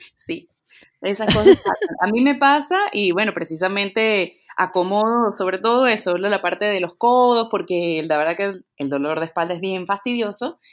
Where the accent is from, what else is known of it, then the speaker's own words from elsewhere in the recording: Venezuela; moved away as an adult; also born or lived in Peru; now in Lima, Peru; Nací en Perú, viví en Venezuela